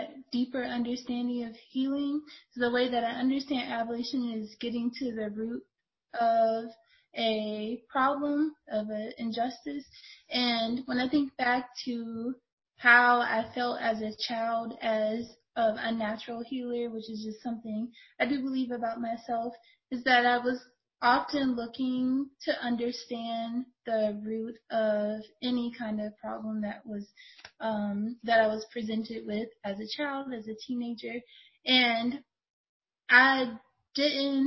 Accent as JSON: {"language": "English", "town": "Youngstown", "region": "Ohio", "country": "United States", "tie": "born or raised there", "said": "I grew up in Youngstown, Ohio"}